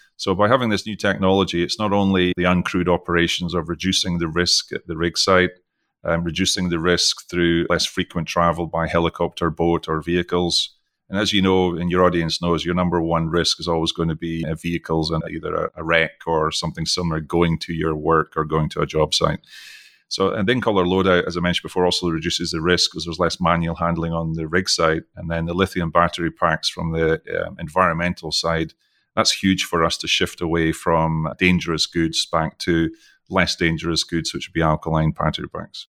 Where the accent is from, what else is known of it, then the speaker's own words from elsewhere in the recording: Scottish accent, Scotland, United Kingdom; accent: Scottish; also born or lived in Texas; now in Houston, United States; I was born in the U K, I've, most of you can probably tell from my Scottish accent, even though I've lived most of my life internationally